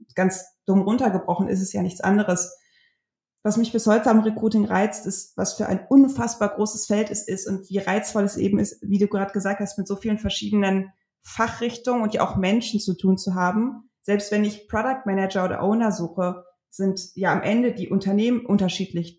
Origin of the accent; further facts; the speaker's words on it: North Rhine-Westphalia, Germany; ich komme aus Ostwestfalen. Wir sind unfassbar konservativ und sicherheitsbewusst.